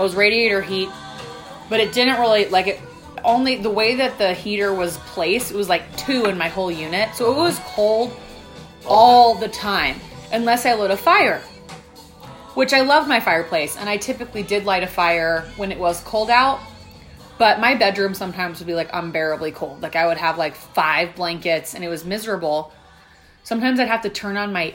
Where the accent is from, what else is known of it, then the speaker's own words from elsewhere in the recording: Oregon, United States; now in Colorado, United States; growing up in Oregon because it's cloudy all the time